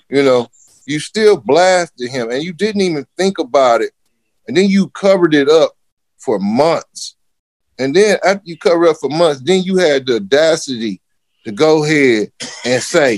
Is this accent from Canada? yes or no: no; Detroit, Michigan, United States; growing up in Detroit, my whole life as being a black dude